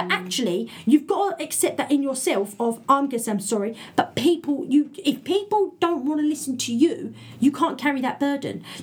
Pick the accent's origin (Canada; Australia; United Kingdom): United Kingdom; England; Brit being British